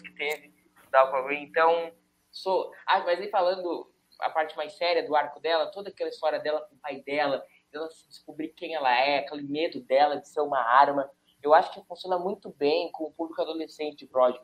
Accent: São Leopoldo, Rio Grande do Sul, Brazil; eu sou de São Leopoldo e eu moro em São Leopoldo

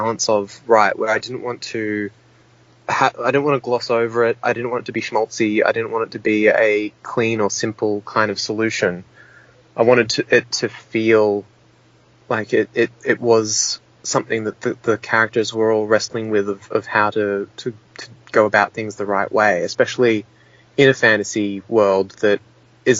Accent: Queensland, Australia; moved away as an adult; also born or lived in Brisbane / Sydney / New Zealand / Sunshine Coast; now in Melbourne, Australia; Queensland born and bred

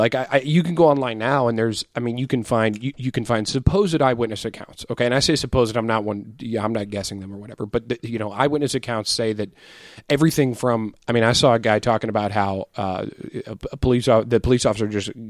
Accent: St. Louis, Missouri, United States; we're both from St. Louis. I actually grew up over in North County, around the 270 and 67 exit, which is about four exits up from Ferguson

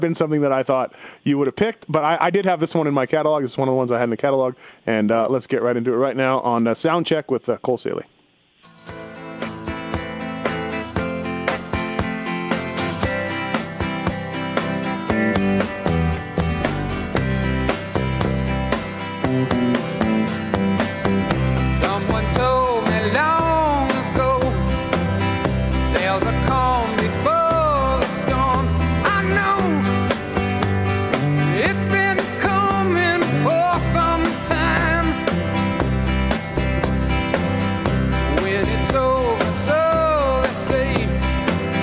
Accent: Canada; growing up in Canada

